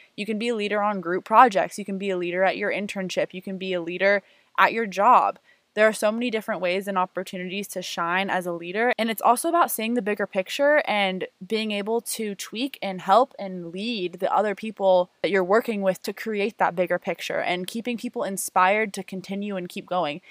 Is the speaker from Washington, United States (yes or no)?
no; Portland, Oregon, United States; now in Las Vegas, United States; I grew up in Portland, Oregon, and i am a current UNLV student